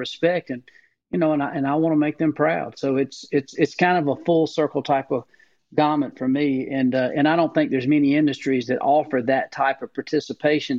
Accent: Booger Bottom, Georgia, United States; growing up in Booger Bottom, Georgia

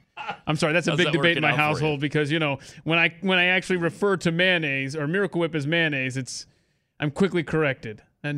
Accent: the South, United States; I also say orange sometimes instead of orange because I'm from the South.

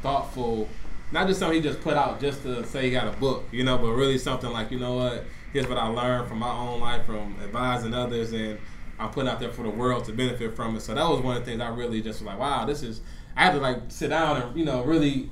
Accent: Detroit, Michigan, United States; I'm from Detroit

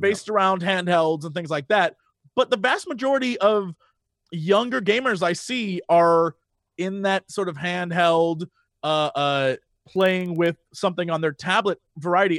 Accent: Midwest, United States; I'm from the Midwest.

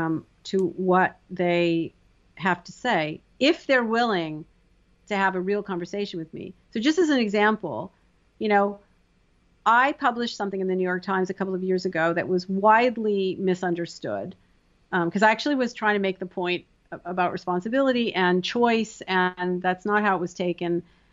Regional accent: Canada; I'm from Canada, hockey players, that's legut to me.

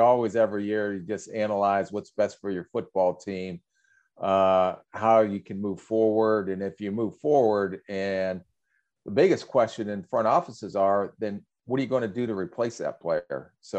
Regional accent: Minnesota, United States; 'Cause I'm from Minnesota, but rain, over Friday and Saturday.

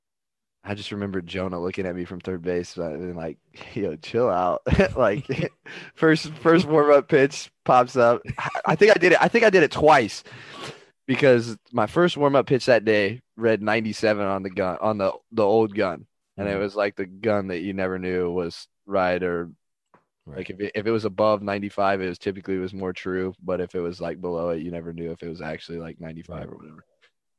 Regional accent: Oklahoma, United States; born or raised there; moved away as an adult

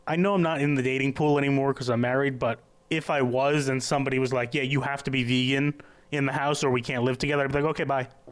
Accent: New York, United States; I'm a New Yorker

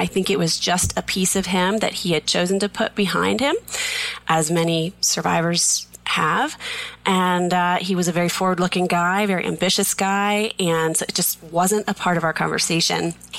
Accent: Plainville, Massachusetts, United States; We grew up in Massachusetts in a little tiny town called Plainville, just as big and as exciting as it sounds.

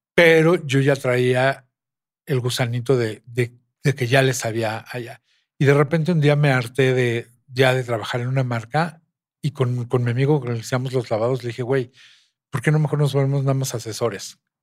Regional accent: Mexico; somos mexicanos.

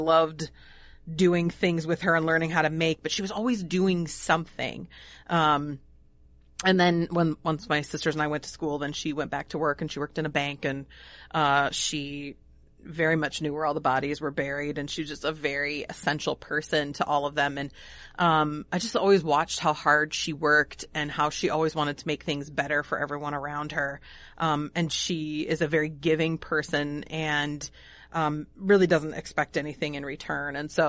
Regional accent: Illinois, United States; now in Pequot Lakes, United States; I'm from the Northern Illinois area, so none of them are here. I moved here for love.

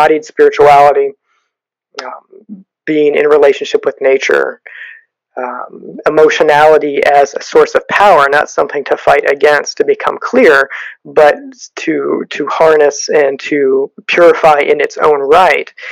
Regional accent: United States

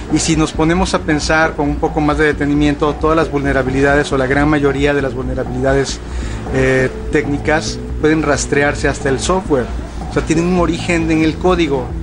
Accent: Mexico City, Mexico; now in Monterrey, Mexico; Hablo medio regio porque ya tengo muchos años viviendo aquí, pero yo no soy de, de Monterrey, soy de la Ciudad de México pero de repente me sale así el, un acento y luego otro.

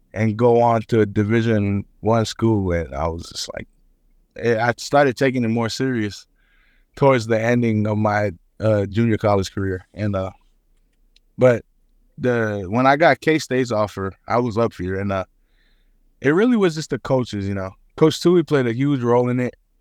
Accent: Hawaii, United States; moved away as an adult; also born or lived in Garden City, Kansas; now in Manhattan, Kansas, United States; I'm, I'm Samoan. I'm, I'm from Hawaii

